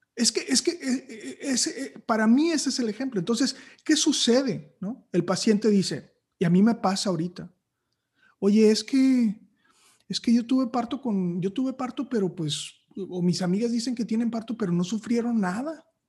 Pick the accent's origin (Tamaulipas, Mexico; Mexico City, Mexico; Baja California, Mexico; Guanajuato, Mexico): Tamaulipas, Mexico; Matamoros; moved away as an adult; also born or lived in Torreón, Coahuila; now in Monterrey, Mexico; luego ya me fui a vivir a Matamoros y llegué aquí a los 18 años y, aquí he estado desde los 18.